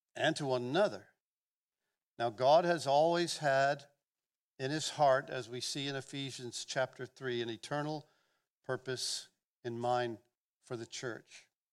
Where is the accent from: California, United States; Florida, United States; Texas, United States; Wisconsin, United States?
Florida, United States; Gulf Breeze; I'm from Northwest Florida. I grew up here, the South